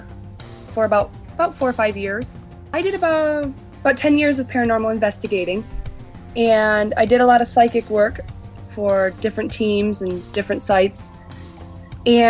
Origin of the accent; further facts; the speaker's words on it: Western New York, United States; also born or lived in Jamestown, New York; I live in Western New York right now. I was born and raised here